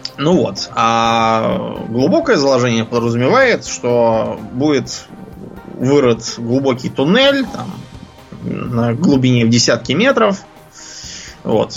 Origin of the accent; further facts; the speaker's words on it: Moscow, Russia; я Москвы совсем не знал. Жил в жизнь на окраине